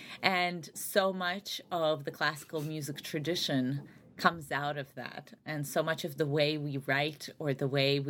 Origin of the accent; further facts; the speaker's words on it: Saint Petersburg, Russia; also born or lived in Albany area, New York, United States; now in Chicago, United States; I grew up largely in St. Petersburg, Russia, and then my family immigrated to the United States, so upstate New York, the Albany area.